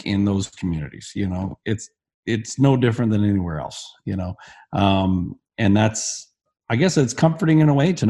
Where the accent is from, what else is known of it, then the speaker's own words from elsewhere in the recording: Barrie, Ontario, Canada; also born or lived in Alberta; my hometown of Barrie, when I was about 16